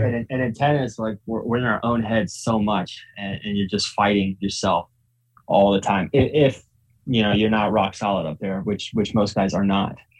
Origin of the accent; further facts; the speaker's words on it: Northern Virginia, United States; also born or lived in Ukraine / Florida; I grew up in Northern Virginia